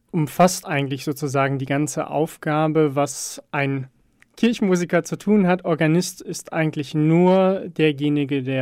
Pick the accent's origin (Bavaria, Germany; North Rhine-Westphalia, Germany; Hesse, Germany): North Rhine-Westphalia, Germany; Hagen; also born or lived in Herdecke; Nee, geboren bin ich in Herdecke, aber das eigentlich nur im Krankenhaus. Ähm, bin aufgewachsen in Hagen, ähm, bekannt eigentlich durch Zwieback und Nena und alles drum und dran.